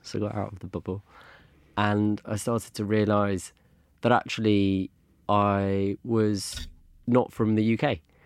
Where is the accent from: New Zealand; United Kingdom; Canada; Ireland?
United Kingdom; London; also born or lived in Germany; I grew up in London. My parents moved here in the early eighties, so I was born here